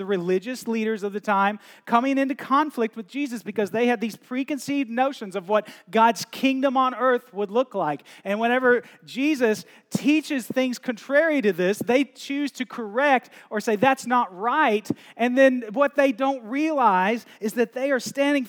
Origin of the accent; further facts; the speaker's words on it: United States; moved away as an adult; growing up in the States